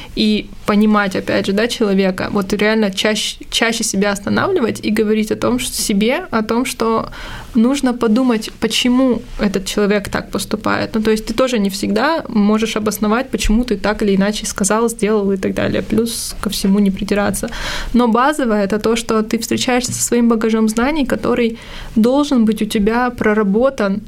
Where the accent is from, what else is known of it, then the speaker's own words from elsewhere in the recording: Armenia; я же армянка